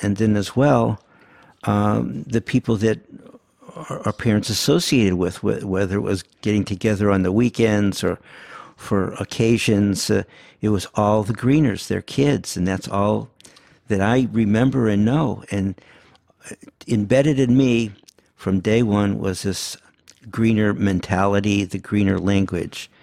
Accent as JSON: {"language": "English", "town": "St. Louis", "region": "Missouri", "country": "United States", "tie": "born or raised there", "first_language": "Yiddish", "second_language": "English", "said": "we were definitely growing up in Saint Louis"}